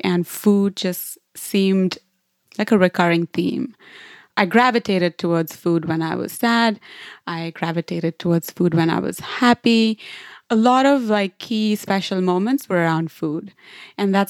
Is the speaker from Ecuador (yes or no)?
no; Mumbai, Maharashtra, India; moved away as an adult; I'm from India, and I studied in a couple of different cities before finding my way back to Mumbai.